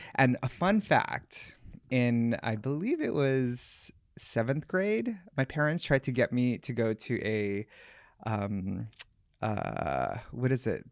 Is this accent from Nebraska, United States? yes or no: no; Oahu, Hawaii, United States; I grew up in Hawaii. Um, I grew up in Oahu, of all small places.